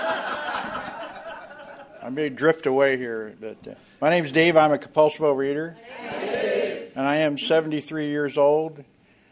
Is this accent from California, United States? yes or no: yes; Oakland, California, United States; I was born in Oakland, California.